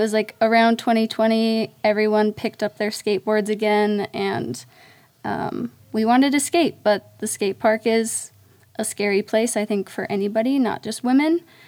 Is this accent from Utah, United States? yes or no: yes; Plain City, Utah, United States; now in Ogden, United States; I grew up west of Ogden. Okay. Okay. Yeah, in Plain City.